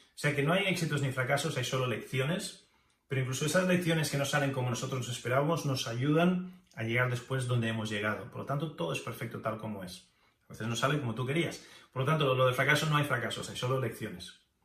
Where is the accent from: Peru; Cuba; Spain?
Spain; moved away as an adult; also born or lived in Japan / United States; me fui de España a Japón y a Estados Unidos, dejando atrás familia, contactos